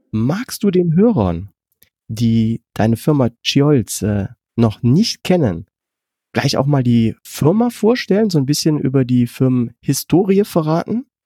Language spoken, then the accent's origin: German; Germany; wir können ja als Deutsche